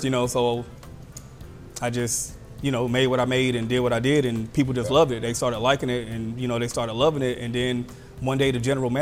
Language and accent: English; Myrtle Beach, South Carolina, United States; born and raised in Myrtle Beach, you know, went to Myrtle Beach High School.